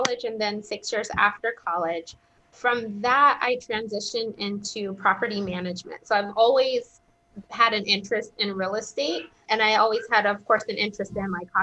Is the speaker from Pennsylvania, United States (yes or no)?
no; Southern California, United States; moved away as an adult; also born or lived in Connecticut; I grew up in Southern California